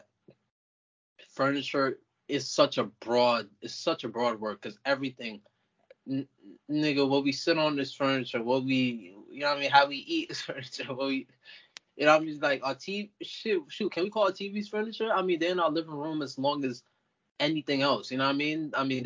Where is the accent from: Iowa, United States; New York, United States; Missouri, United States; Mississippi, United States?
New York, United States; New York City; also born or lived in Montana; I'm from the Bronx, New York.